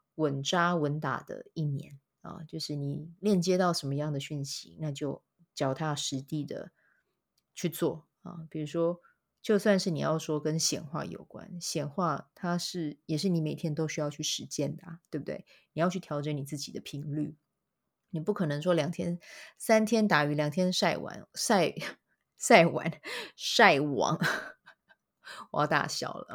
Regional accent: Kaohsiung, Taiwan; now in Taipei, Taiwan; 想到我的故乡高雄这样子

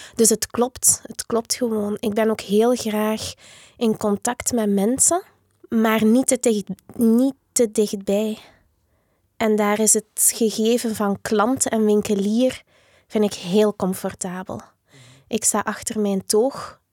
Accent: Diksmuide, Flanders, Belgium; Ik ben opgegroeid in Dixmuiden

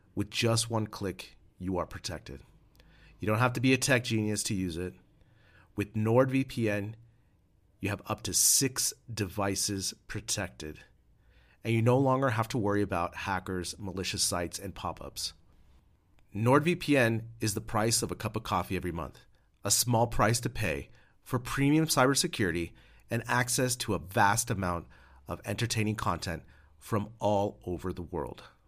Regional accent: United States; now in Madrid, Spain; As an American living abroad

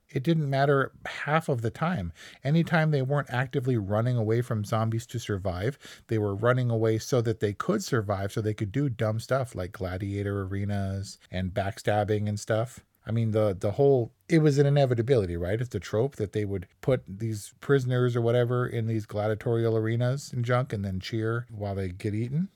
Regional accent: United States

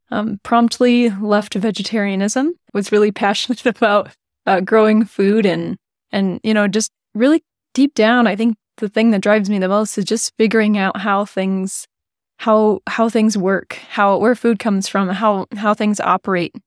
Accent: United States; we're both American

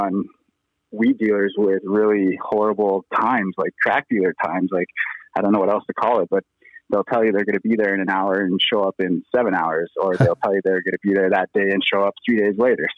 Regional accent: Penticton, British Columbia, Canada; I grew up in Penticton, BC, and everybody and their dog out there pretty much grows

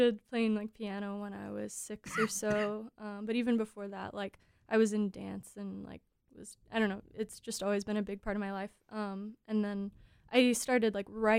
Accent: Alabama, United States; born or raised there

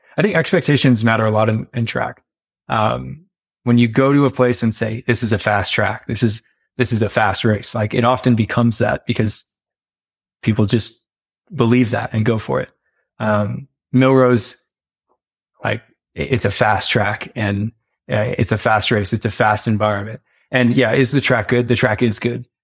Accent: United States

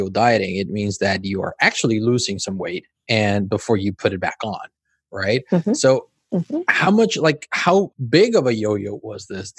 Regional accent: Mexico; also born or lived in Cancun, Mexico / California, United States; now in Spain; I'm originally from Mexico.

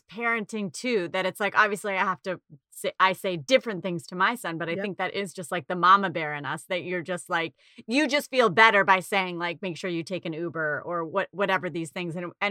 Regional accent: Boston, Massachusetts, United States; I just assumed growing up in Boston, people like mother, father, Rockefeller, you know, whatever, you know.

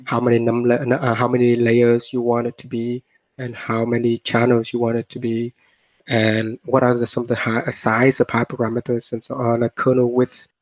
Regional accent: Vietnam; moved away; also born or lived in Australia / Stanford; I was born in Vietnam

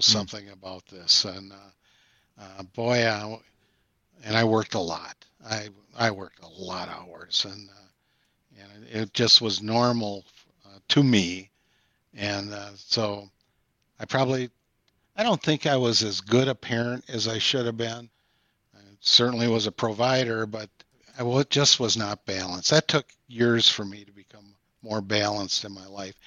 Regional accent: Sauk City, Wisconsin, United States; my hometown of Sauk City and Prairie du Sac

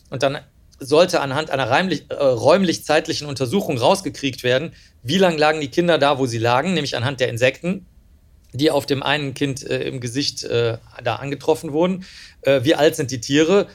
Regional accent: Cologne, North Rhine-Westphalia, Germany; also born or lived in Rosenheim; ich bin ja letztlich in der Großstadt dann aufgewachsen in Köln

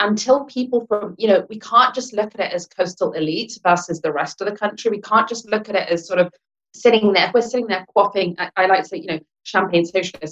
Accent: England, United Kingdom; accent: British; I'm born and brought up in England, I'm English Lankan

